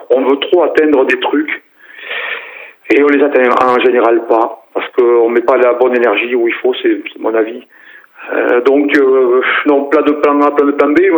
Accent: Decazeville coal basin, Occitania, France; Moi, je suis né à, à, à Vivière, bassin mouillé de Decazeville, euh, fils de, de, Prolo, quoi.

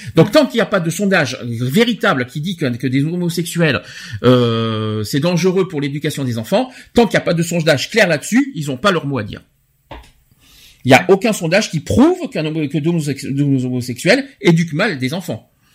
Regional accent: France; chez nous en France

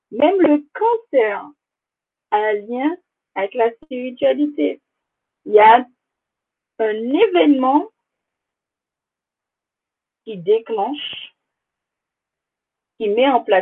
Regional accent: Guadeloupe, France; Je suis originaire de la Guadeloupe, également ma mère.

